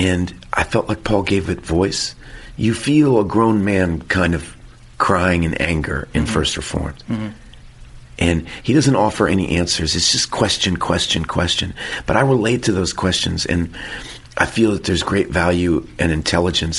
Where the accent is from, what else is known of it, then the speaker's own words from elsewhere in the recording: Texas, United States; as a Texan